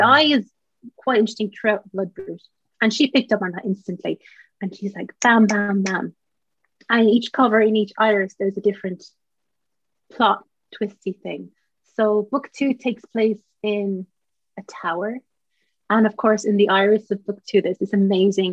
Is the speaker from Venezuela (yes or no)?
no; Ireland; as Irish writers